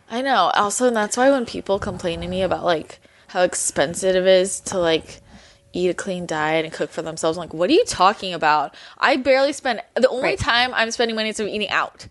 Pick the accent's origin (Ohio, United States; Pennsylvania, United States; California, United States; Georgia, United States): California, United States; Belmont; moved away as an adult; now in Los Angeles, United States; I grew up in Belmont, which is right next to San Mateo